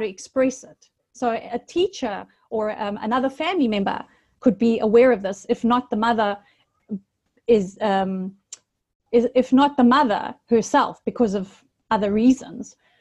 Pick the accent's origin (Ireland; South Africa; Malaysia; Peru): South Africa; Durban, KwaZulu-Natal; now in Paphos, Cyprus; I was born in South Africa in a town called Durban by the sea, hence living now in Paphos by the sea here in Cyprus